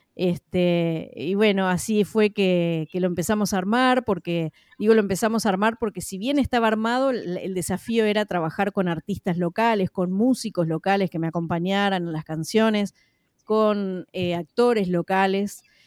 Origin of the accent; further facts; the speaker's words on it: Uruguay; en mi país, en la ciudad de Paysandú, que es la segunda ciudad más poblada del Uruguay